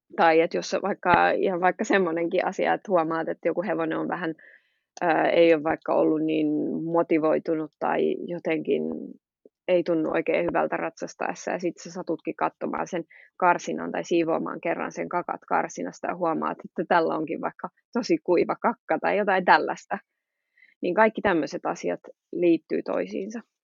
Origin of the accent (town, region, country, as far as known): Finland; also born or lived in Switzerland / England; now in Belgium